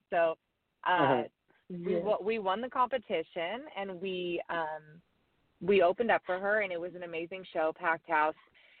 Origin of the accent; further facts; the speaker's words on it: Brookings, Oregon, United States; moved away as an adult; also born or lived in Florida / Nashville, Tennessee; I'm actually from Oregon, I'm from a little tiny town on the coast on the border of California called Brookings, Oregon, grew up, born and raised there. I went to college in Oregon also.